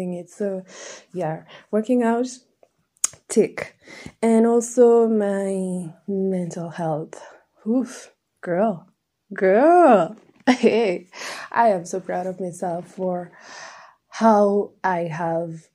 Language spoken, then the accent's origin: English; Nairobi, Kenya; I was raised in Nairobi.